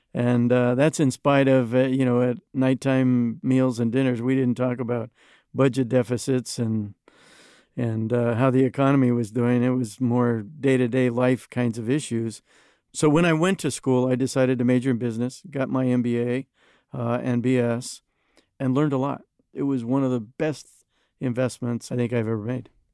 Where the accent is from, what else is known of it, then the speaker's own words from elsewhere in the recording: United States; as an American